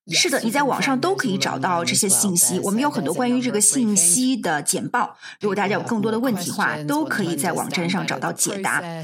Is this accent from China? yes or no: no; south coast of Scotland, United Kingdom; 是来自于苏格兰南海岸地区